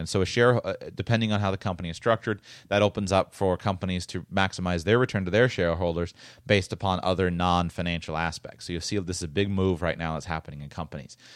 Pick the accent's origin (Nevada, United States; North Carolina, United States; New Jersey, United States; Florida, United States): Florida, United States; I'm from Florida